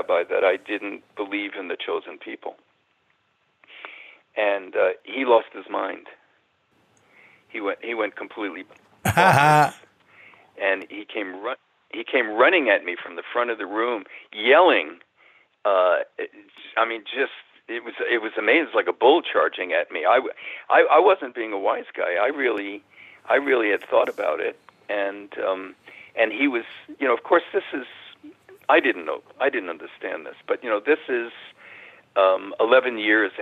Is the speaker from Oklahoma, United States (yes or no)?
no; New York City, New York, United States; moved away as an adult; also born or lived in San Francisco; I grew up in the Bronx, in New York City